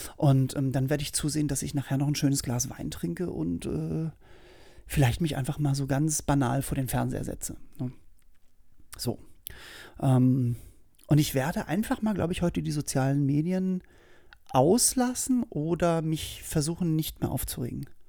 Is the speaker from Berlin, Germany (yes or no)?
yes; Berlin, Germany; bei uns in Berlin